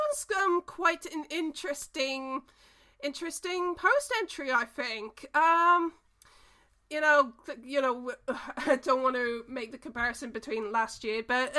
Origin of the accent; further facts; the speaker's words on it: New Zealand; I was born in New Zealand, half of my dad's side of the family is from New Zealand